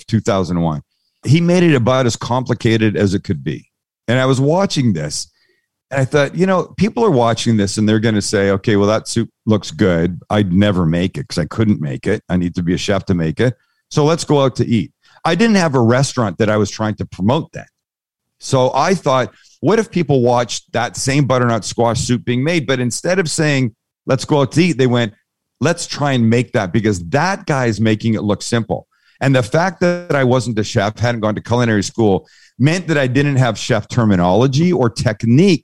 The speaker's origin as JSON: {"language": "English", "town": "San Diego", "region": "California", "country": "United States", "said": "I'm from San Diego. There's a significant Mexican community there, amazing food."}